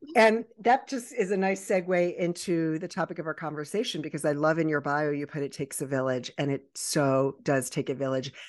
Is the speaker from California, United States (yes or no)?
no; Baltimore and Annapolis area, Maryland, United States; also born or lived in Virginia Beach, Virginia; I was born in Virginia Beach and raised in the Baltimore and Annapolis